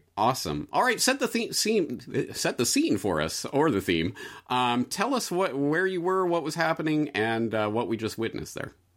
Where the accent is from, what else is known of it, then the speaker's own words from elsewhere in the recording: Canada; moved away as an adult; as a Canadian